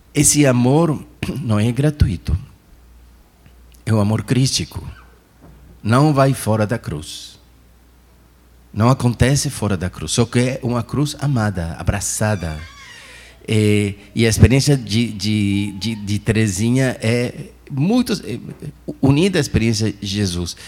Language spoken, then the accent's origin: Portuguese; Chile; moved away; also born or lived in Argentina; eu sou do Chile, mas pertenço a uma diocese de Argentina